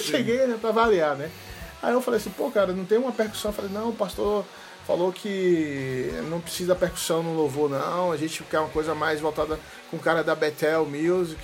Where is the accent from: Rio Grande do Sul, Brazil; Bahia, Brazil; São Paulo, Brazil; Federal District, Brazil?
Bahia, Brazil; Salvador; minha terra, Salvador